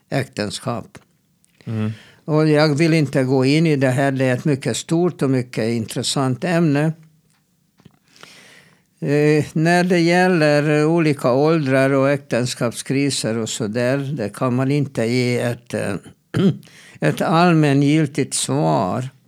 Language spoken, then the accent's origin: Swedish; Sweden; Jag är svensk psykolog och vi har inte mm, det här grundsynen på äktenskap.